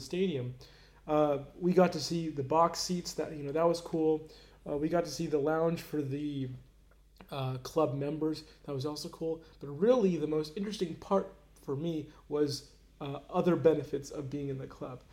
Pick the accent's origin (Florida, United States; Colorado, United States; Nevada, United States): Florida, United States; Orlando; I grew up in Orlando